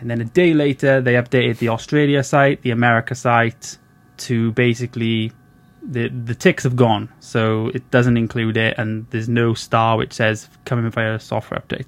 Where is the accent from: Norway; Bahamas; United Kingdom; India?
United Kingdom; Wales; I'm from Wales, little little country called Wales